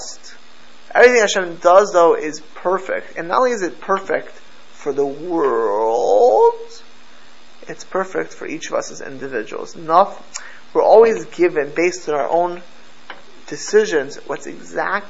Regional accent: Miami Beach, Florida, United States; also born or lived in Jerusalem; I grew up in Miami Beach, in South Florida

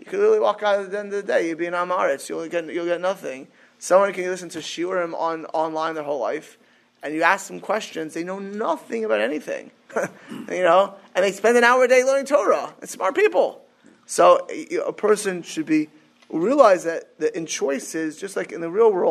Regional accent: Miami Beach, Florida, United States; I grew up in Miami Beach.

